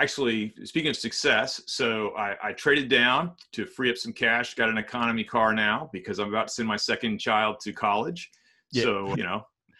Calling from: Texas, United States; Yeah, I'm in East Texas.

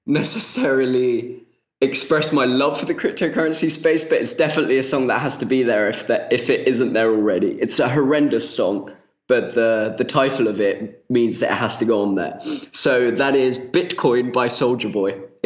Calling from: Spain; I'm half Spanish and I'm calling from Spain

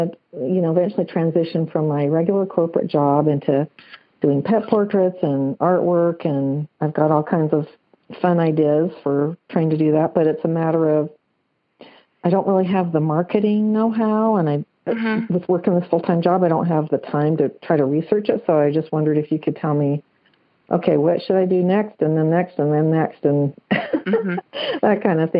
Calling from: Salt Lake City, Utah, United States; I'm calling from the Salt Lake City, Utah area.

